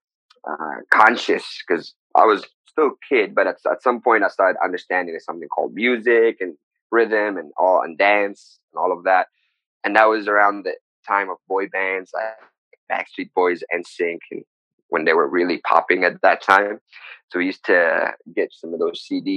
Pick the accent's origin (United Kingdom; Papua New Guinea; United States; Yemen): Yemen; Sana'a, Amanat Al Asimah; also born or lived in Taiz; So I am from Taiz. So I was born in Taiz, but my family did move in Sana'a when I was still a baby. So I grew up in Sana'a.